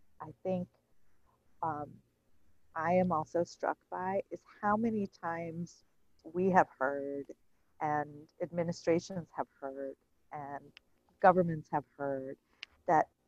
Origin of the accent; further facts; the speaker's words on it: India; moved away; I was born in India